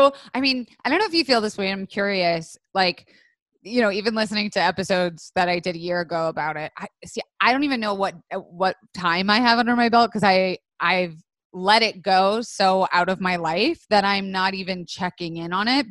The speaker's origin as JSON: {"language": "English", "region": "the South", "country": "United States", "tie": "born or raised there", "said": "I grew up in the South, so it was like you were drinking at a very young age"}